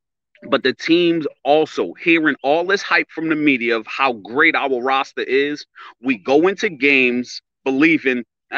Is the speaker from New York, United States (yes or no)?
yes; New York City, New York, United States; now in New Jersey, United States; I'm calling from New Jersey, originally from New York.